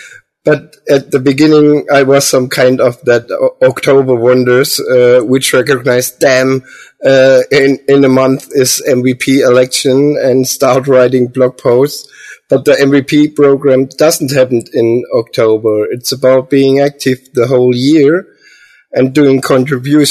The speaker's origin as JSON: {"language": "English", "town": "Heilbronn", "region": "Baden-Württemberg", "country": "Germany", "said": "I'm from Heilbronn, Germany"}